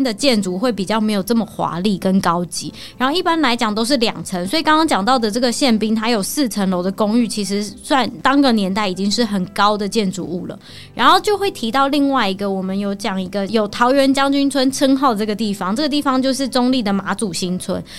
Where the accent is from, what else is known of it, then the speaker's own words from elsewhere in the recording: Taoyuan, Taiwan; also born or lived in Zhongli / Daxi; 因为我们住在桃园嘛，所以隔壁邻居都是那种讲闽南语的